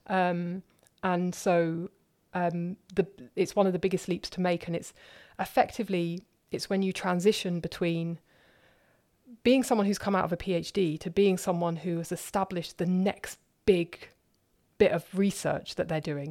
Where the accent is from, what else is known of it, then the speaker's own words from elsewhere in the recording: London, United Kingdom; accent: southerner; moved away as an adult; also born or lived in Cardiff; now in Germany; I was born in London, opposite the Houses of Parliament.